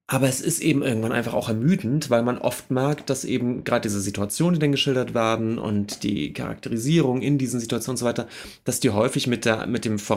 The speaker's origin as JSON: {"language": "German", "region": "Schleswig-Holstein", "country": "Germany", "said": "Jo, ich komme aus der Ecke."}